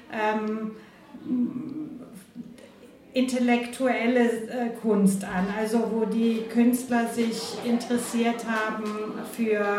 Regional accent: Croatia; born there; also born or lived in Cologne; Äh, ich bin gebürtige Kroatin

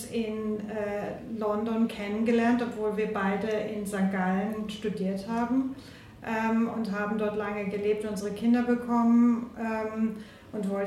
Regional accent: Croatia; born there; also born or lived in Cologne; Äh, ich bin gebürtige Kroatin

